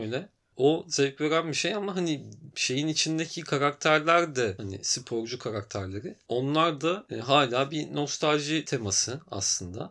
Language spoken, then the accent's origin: Turkish; Antalya, Turkey; moved away as an adult; also born or lived in Tekirdağ; now in Istanbul, Turkey; Yarı Tekirdağlı, yarı Antalyalı gibi ama Antalya'da yaşayıp büyüdüm.